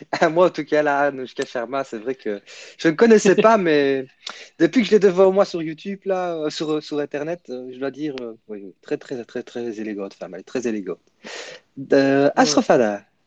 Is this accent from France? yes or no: no; Belgium; je suis de Belgique, Belgium